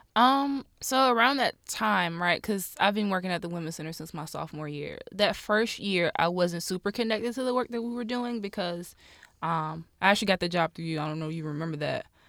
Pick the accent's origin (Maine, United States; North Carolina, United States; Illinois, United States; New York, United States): North Carolina, United States; Rocky Mount; I'm from Rocky Mount, North Carolina, born and raised.